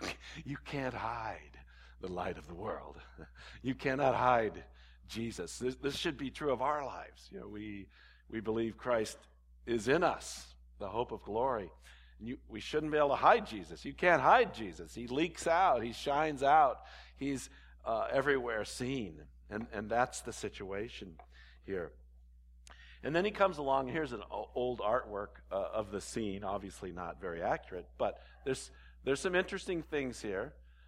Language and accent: English; Walnut Creek, California, United States; born there; I was born in San Francisco Bay Area. I was born in Walnut Creek, which is kind of a nice area.